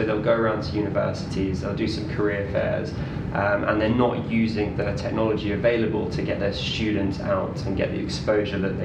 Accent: London, United Kingdom; also born or lived in Leeds; I grew up in Northwest London

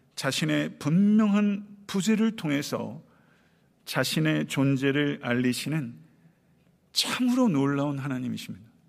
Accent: Buyeo, South Chungcheong, South Korea; moved away; 내 고향 부여 동남이

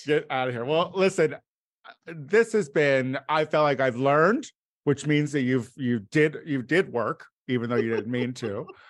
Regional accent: Bloomington, Illinois, United States; born or raised there

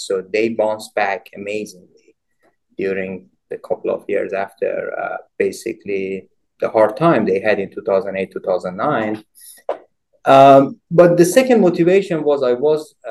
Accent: Iran; moved away as an adult; I obtained both my bachelor and master's degrees in Iran, both in mechanical engineering

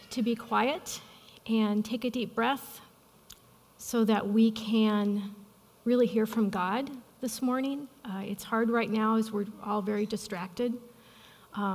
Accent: Midwest, United States; I'm from the Midwest

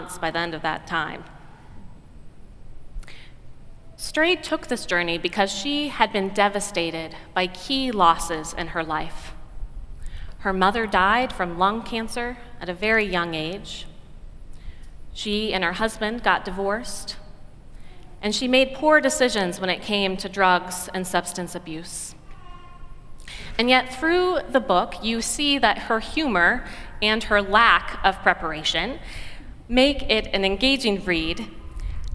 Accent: Oregon, United States; an Oregonian woman from my home state

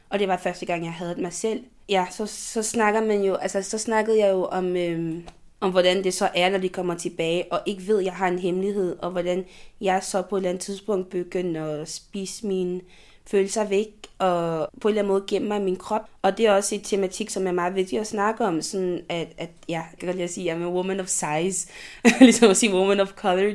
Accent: Côte d’Ivoire; now in Denmark; det land, jeg kommer fra

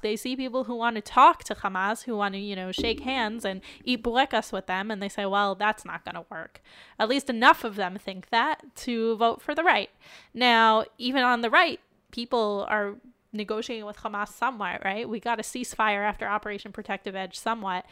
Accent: United States; now in Israel; an American Jew, in addition to being an Israeli Jew

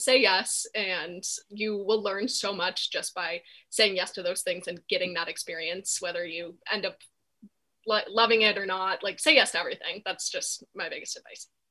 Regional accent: East Coast, United States; moved away as an adult; also born or lived in Los Angeles; I'm from the East Coast and I was looking to move back here

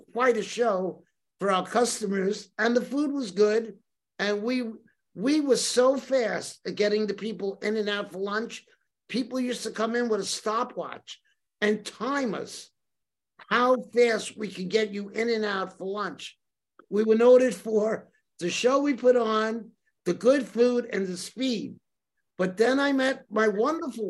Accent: New York City, New York, United States; now in Carmel, United States; I grew up in Brooklyn

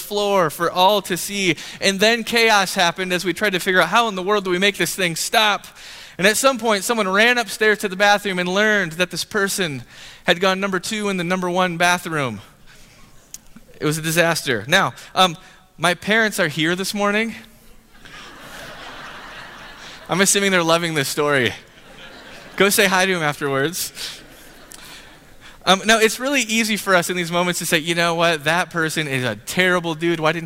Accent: Grand Rapids, Michigan, United States; I was born in Grand Rapids area in Michigan. And the house that I grew up in was like an 80-year-old house

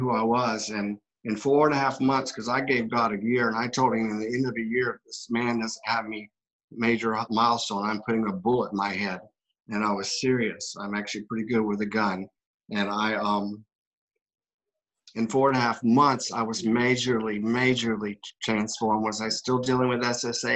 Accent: South Florida, United States; We're both from South Florida

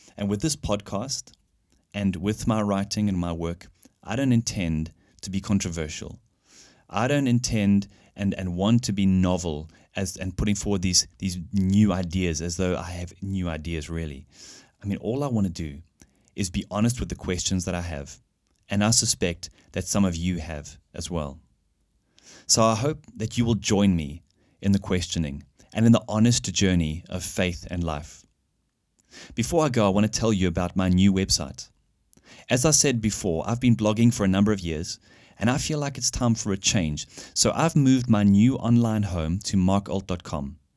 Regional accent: South Africa; moved away as an adult; now in Germany; I grew up in South Africa, where I studied and worked as an engineer

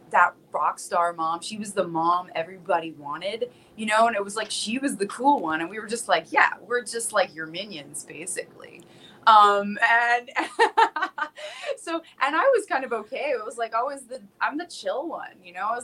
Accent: South Florida, United States; moved away; I'm originally from South Florida

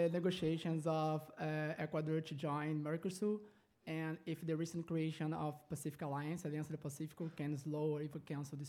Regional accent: Rio de Janeiro, Brazil; moved away; I study economics and government in the college, and I'm from Rio, Brazil

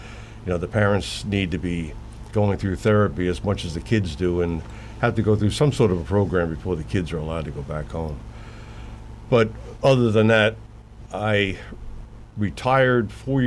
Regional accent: Broward County, South Florida, United States; moved away; I'm from South Florida, Broward County originally

